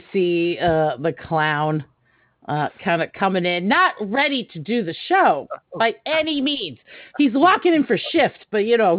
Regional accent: Nashville, Tennessee, United States; born there; now in New Jersey, United States; Well, I was born in Tennessee. Now I live in Northern Jersey.

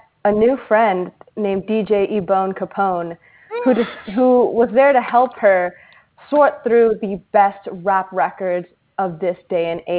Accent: Los Angeles, California, United States; I'm from Los Angeles.

